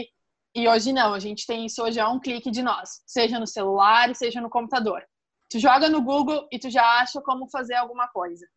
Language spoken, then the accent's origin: Portuguese; Estrela, Rio Grande do Sul, Brazil; eu sou de Estrela, no Rio Grande do Sul